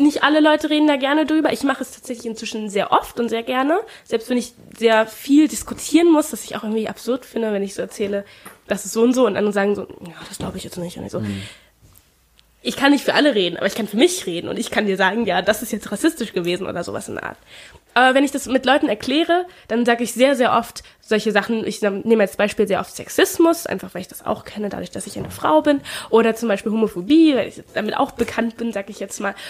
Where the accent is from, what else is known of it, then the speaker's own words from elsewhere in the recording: Germany; first language German; ich bin ja auch in Deutschland geboren